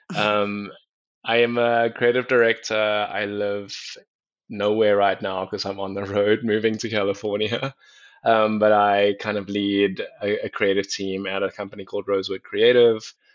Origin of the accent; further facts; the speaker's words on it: South Africa; moved away as an adult; also born or lived in Atlanta; now in United States; I'm originally from South Africa. I'm half Mauritian, half Chinese, but I was born in South Africa